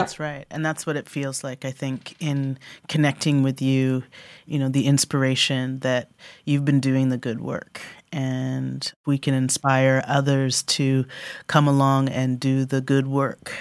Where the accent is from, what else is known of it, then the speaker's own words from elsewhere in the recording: Canada; I grew up as a Canadian black kid in my biological white British family